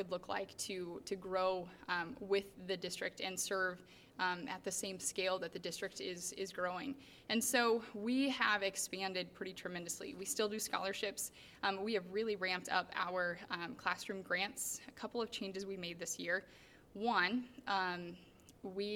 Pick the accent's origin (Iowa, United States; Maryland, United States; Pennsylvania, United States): Iowa, United States; Urbandale; moved away as an adult; I am born and raised in Urbandale